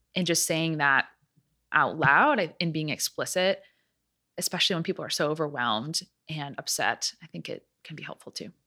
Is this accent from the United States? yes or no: yes; Chicago, Illinois, United States; moved away as an adult; also born or lived in Atlanta, Georgia; now in Nashville, United States; I am from the Chicago area